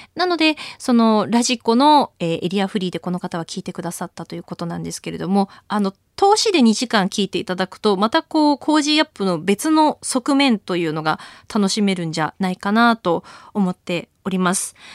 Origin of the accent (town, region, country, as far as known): Akita, Japan; born or raised there; moved away as an adult; now in Tokyo, Japan